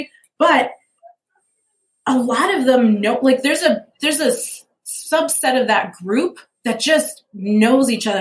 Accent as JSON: {"language": "English", "town": "Lincolnwood", "region": "Illinois", "country": "United States", "tie": "born or raised there", "also_born_or_lived": "Chicago", "moved": "yes", "lives_now": "Fountain Hills, United States", "said": "I grew up in Lincolnwood, which has a population of 13,000 people, right? So I knew small town, but I was so close to the city. I was a city girl."}